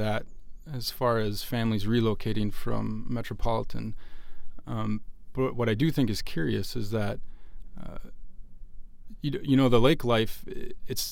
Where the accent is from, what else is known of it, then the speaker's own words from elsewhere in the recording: Erhard, Minnesota, United States; I'm from southeast of Earhart, just a couple miles. Grew up on top of the hills there, so the lakes were in my backyard